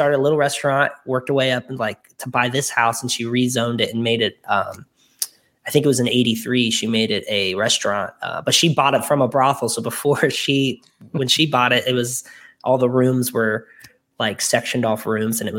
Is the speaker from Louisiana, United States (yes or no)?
no; Ohio, United States; moved away as an adult; also born or lived in Los Angeles, California; now in Newport, Kentucky, United States; I'm from Ohio